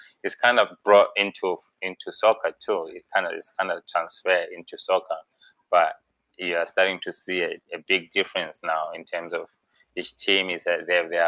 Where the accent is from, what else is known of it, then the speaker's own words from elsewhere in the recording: Zimbabwe; moved away as an adult; now in United States; We can say that I'm from Zimbabwe, for example. I'm from Zimbabwe. I was born in Zimbabwe, you know. But when I came to the US, I was like 18, 19, you know.